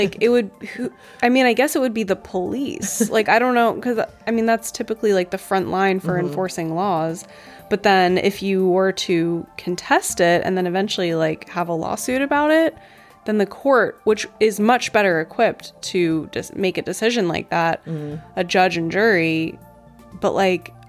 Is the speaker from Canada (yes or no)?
no; North Carolina, United States; moved away as an adult; also born or lived in California; now in Los Angeles, United States; my home state has a lot of really weird alcohol laws